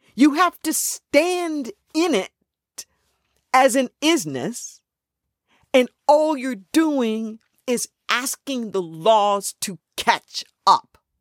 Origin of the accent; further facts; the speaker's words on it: Los Angeles, California, United States; I grew up in Los Angeles